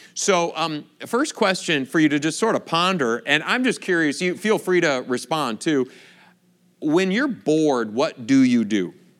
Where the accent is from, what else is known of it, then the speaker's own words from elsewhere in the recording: Michigan, United States; moved away as an adult; also born or lived in Chicago / Kentucky / California / Wisconsin; I grew up in Michigan